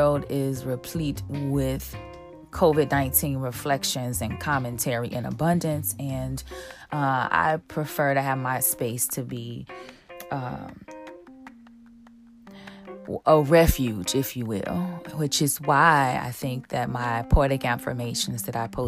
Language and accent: English; Chicago, Illinois, United States; now in Los Angeles, United States; my hometown, Chicago